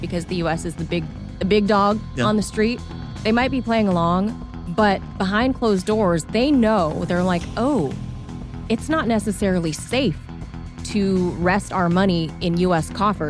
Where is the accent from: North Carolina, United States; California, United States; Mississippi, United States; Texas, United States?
California, United States; here in the U.S., at least in my home state in California